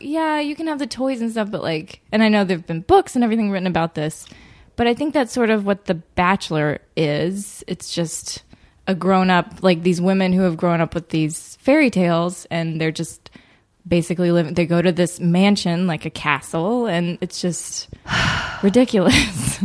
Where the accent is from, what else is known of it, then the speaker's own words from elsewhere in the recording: Birmingham, Alabama, United States; grew up in Birmingham, Alabama